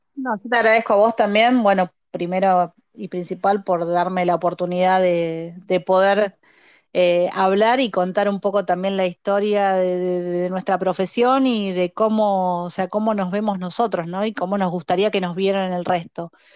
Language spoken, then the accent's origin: Spanish; Argentina; Nosotros somos guías de la República Argentina